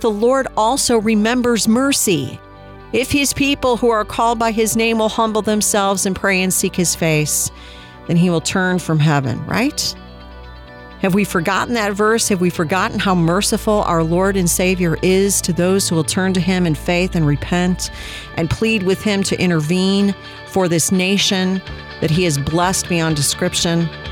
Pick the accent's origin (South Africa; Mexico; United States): United States